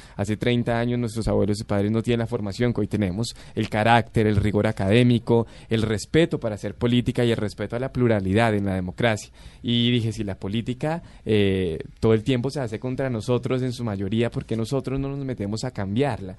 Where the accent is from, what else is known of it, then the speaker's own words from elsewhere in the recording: Bogotá, Colombia; Yo soy de aquí de Bogotá, pero mis abuelos tienen incluso eh, ascendencia, descendencia indígena, del Huila y de Boyacá